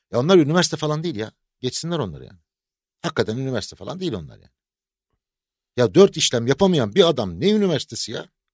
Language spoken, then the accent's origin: Turkish; Aegean Region, Turkey; now in Istanbul, Turkey; ben Egeliyim ya. Ben, ya Egeliyim